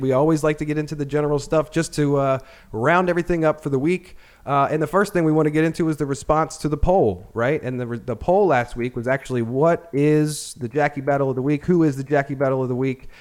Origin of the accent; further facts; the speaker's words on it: Annapolis, Maryland, United States; I grew up in Annapolis